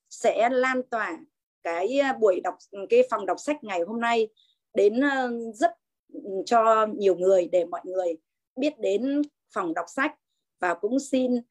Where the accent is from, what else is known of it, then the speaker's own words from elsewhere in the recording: Hai Phong, Vietnam; Em xin tự giới thiệu là … em đến từ thành phố Hoa Phượng Đỏ